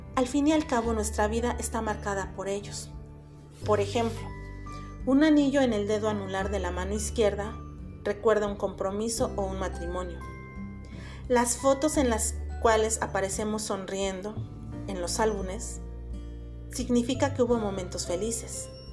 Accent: Puebla, Mexico; de Puebla, México

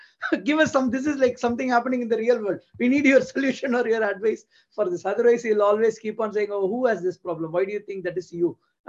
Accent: Tamil Nadu, India; from a very young age, going in Tamil Nadu, growing up in Tamil Nadu

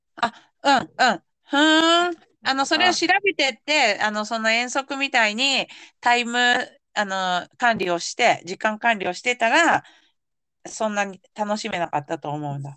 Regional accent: Yamanashi, Japan; 私が山梨県出身だけど

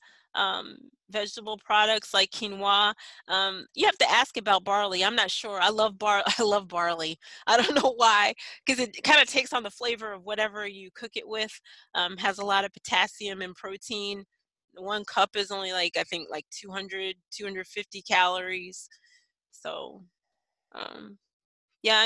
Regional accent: New York, United States; moved away; I'm a city kid. I grew up in New York.

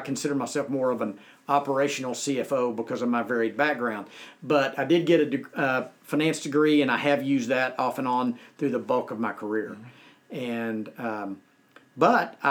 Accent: Conroe, Texas, United States; I went to work at a bank in Conroe, Texas, where I was born and raised.

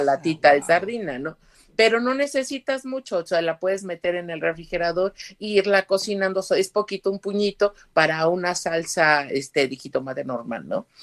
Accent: Puebla, Mexico; tanto mexicana como poblana

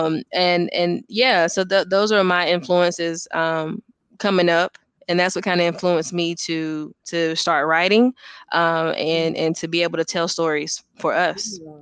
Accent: Gastonia, North Carolina, United States; I'm actually from Gastonia, North Carolina, born and, and raised

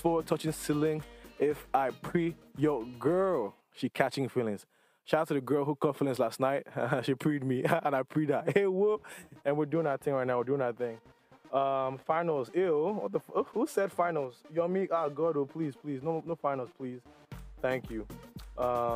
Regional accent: Nigeria; moved away; growing up in Nigeria

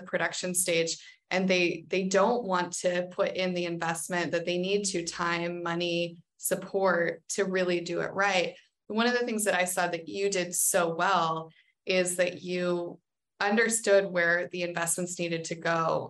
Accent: United States; as an American

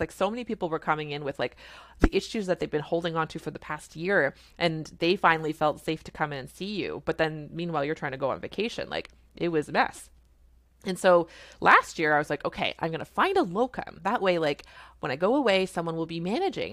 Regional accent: Canada; I'm a Canadian family physician

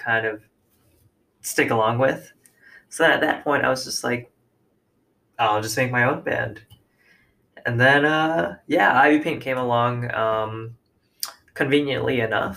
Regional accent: Orlando, Florida, United States; I was also from Orlando

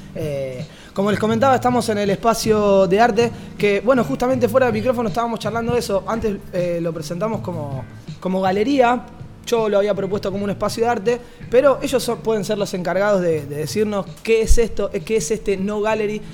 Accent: Rosario, Santa Fe, Argentina; now in Barcelona, Spain; desde el otro lado del charco, como buenos rosarinos que somos

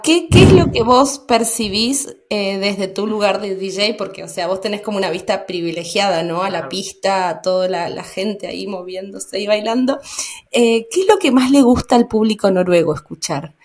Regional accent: Argentina; moved away; also born or lived in Germany

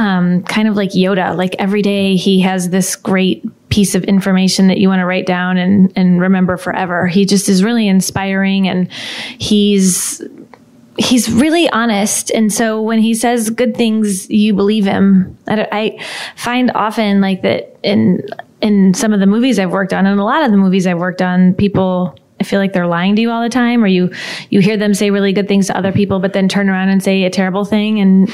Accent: Midwest, United States; she's from the Upper East Side of New York, and I am not. I'm from the Midwest

